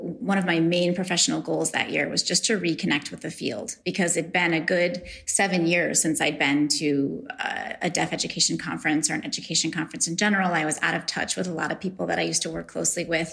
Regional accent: New York, United States; I'm from New York

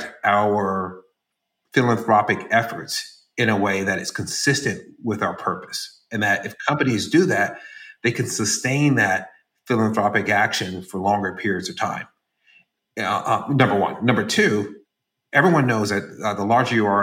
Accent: San Francisco, California, United States; moved away; I'm from San Francisco originally

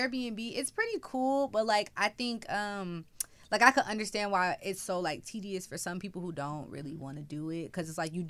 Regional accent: the South, United States; we're from the South.

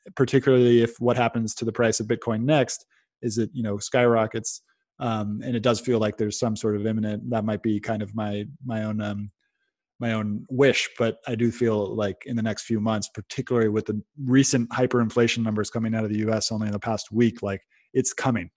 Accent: Silicon Valley, California, United States; I'm come from the Silicon Valley

